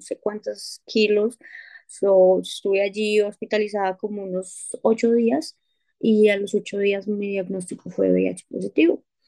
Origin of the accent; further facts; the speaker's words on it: Colombia; moved away as an adult; now in United States; soy colombiana y actualmente resido en Estados Unidos. Oh, emigré a este país hace tres años